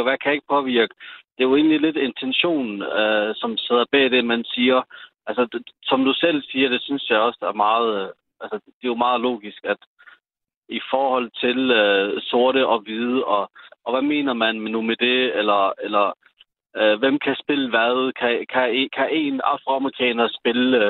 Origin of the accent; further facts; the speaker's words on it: Sønderborg, Southern Denmark, Denmark; i Sønderborg, hvor jeg er fra